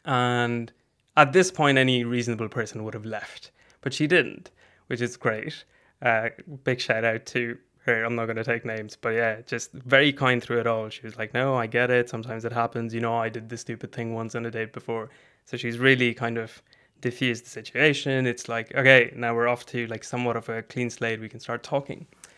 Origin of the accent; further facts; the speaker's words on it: India; born there; I am brown. I was born in India, but I've moved around quite a bit.